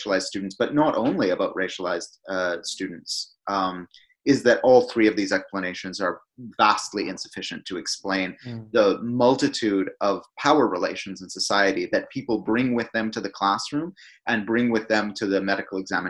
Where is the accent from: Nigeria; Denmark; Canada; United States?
Canada; now in United Kingdom; In my home country of Canada